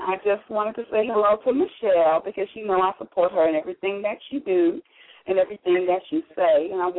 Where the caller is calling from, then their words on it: Dallas, Texas, United States; I'm calling from Dallas, Texas.